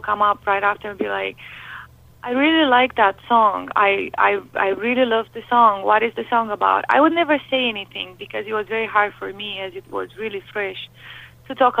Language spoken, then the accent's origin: English; Romania; English is a second language; now in United States; my English wasn't quite good. As you can hear, I have an accent. So I came from Romania